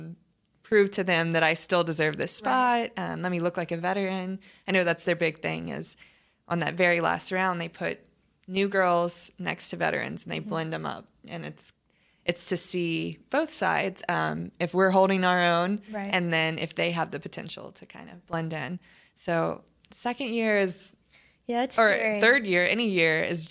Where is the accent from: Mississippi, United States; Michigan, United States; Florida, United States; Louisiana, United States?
Louisiana, United States; New Orleans; moved away; I'm from New Orleans